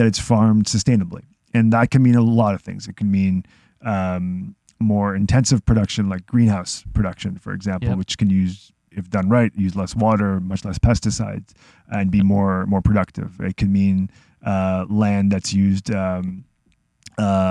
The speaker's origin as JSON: {"language": "English", "country": "Israel", "moved": "yes", "lives_now": "Toronto, Canada", "said": "I'm from Israel, a very small country"}